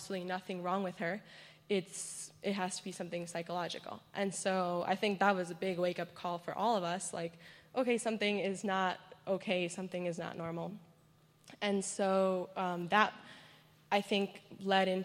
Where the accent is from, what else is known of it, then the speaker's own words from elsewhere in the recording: Guatemala; moved away; I was born and raised in Guatemala.